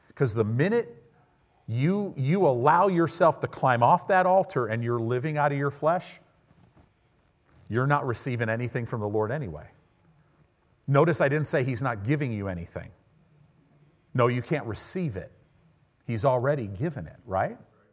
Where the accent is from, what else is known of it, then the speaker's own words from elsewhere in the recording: United States; we're American Christians